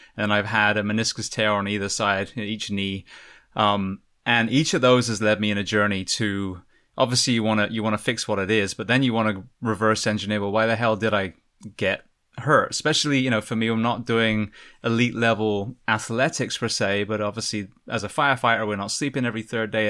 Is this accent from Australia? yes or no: no; England, United Kingdom; now in United States; an Englishman coming to America